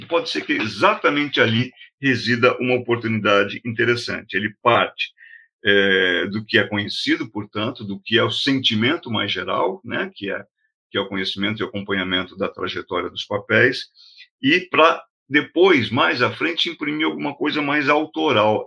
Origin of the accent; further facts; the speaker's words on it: Brazil; a gente é brasileiro